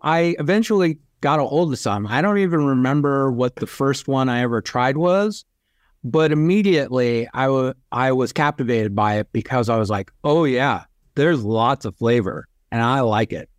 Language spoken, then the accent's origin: English; California, United States; growing up in California